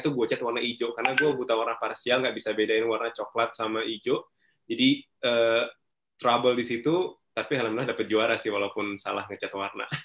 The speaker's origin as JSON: {"language": "Indonesian", "town": "Binjai", "region": "North Sumatra", "country": "Indonesia", "tie": "born or raised there", "also_born_or_lived": "Stabat", "said": "Kalau waktu kecil, uh, eh, gue di Sumatera Utara, tepatnya di Binjai, small town banget. Jadi ada Medan, ada Binjai gitu. Jadi uh, kota kecil banget di situ. Um, gue lahirnya di Stabat, beda kota lagi, uh, kampung lah gitu, orang Langkat."}